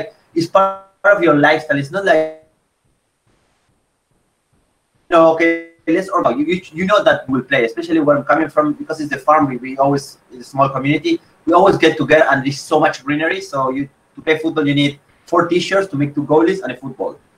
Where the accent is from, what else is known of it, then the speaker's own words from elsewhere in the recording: Esperanza, Santa Fe, Argentina; moved away as an adult; now in Philippines; I am from Esperanza